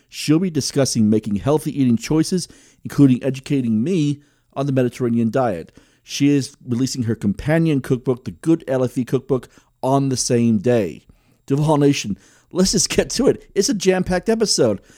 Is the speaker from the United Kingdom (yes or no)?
yes; United Kingdom; also born or lived in San Diego; now in Tulsa, United States; I was originally from Great Britain